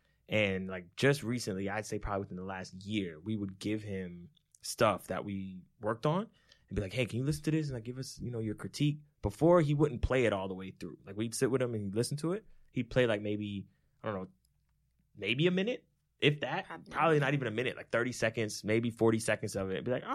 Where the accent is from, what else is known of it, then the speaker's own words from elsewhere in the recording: New Jersey, United States; he, you know, lived across the street from us as we were growing up in Jersey. Mm-hmm. When we first moved to Jersey, he moved in probably like a year or so after.